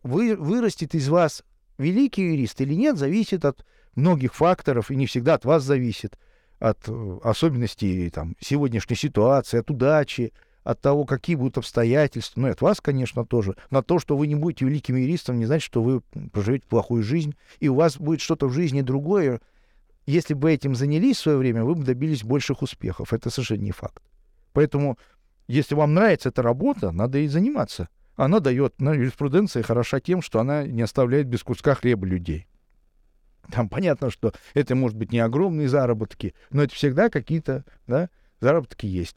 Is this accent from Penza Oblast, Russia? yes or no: no; Saint Petersburg, Russia; я живу в Петербурге, я коренной петербуржец